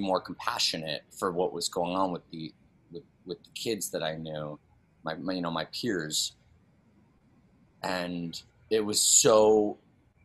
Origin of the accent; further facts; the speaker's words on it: New York City, New York, United States; I grew up on the Upper East Side